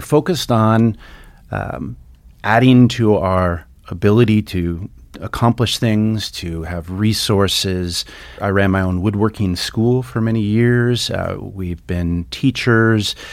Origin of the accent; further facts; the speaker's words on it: Santa Barbara, California, United States; now in Stevensville, United States; I grew up in, uh, Southern California in, uh, sunny Santa Barbara